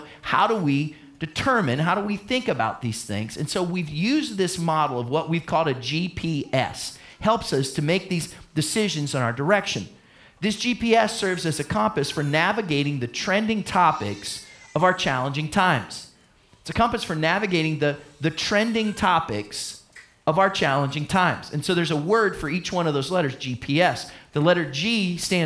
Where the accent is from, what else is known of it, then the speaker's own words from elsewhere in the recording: United States; my passport says I'm from the United States of America